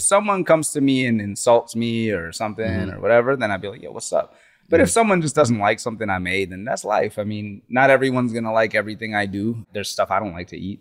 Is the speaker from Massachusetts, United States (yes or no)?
no; Slidell, Louisiana, United States; also born or lived in New Orleans; growing up in Louisiana going to high school in Slidell